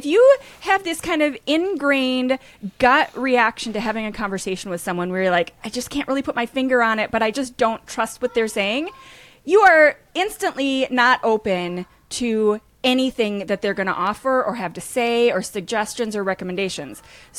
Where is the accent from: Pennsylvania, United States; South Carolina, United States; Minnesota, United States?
Minnesota, United States; Well, I grew up in Minnesota, so I add a long O to everything.